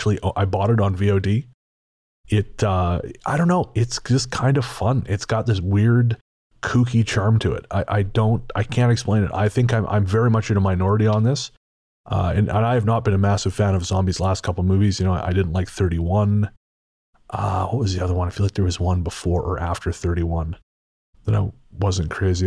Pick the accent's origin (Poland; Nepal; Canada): Canada; British Columbia; I remember when I was very young, growing up on Vancouver Island, I used to play alone in our 2 acres of woodland.